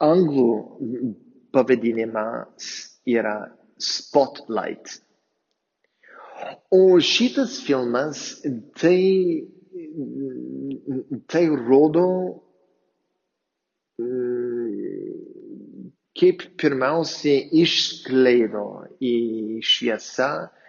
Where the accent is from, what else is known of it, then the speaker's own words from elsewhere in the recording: near Boston, Massachusetts, United States; Lithuanian is a second language; moved away as an adult; also born or lived in Palendriai, Lithuania; now in Lithuania; esu amerikietis ir aš išaugau netoli nuo Bostono